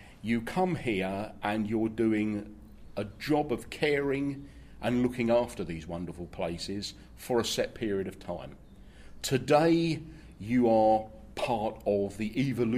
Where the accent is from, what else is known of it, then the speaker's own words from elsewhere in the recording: London, United Kingdom; I grew up in the leafy suburbs of Battersea. My local park was Battersea Park.